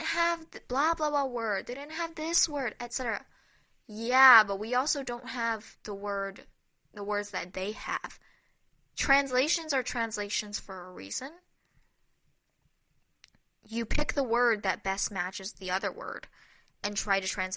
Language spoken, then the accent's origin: English; United States; as an American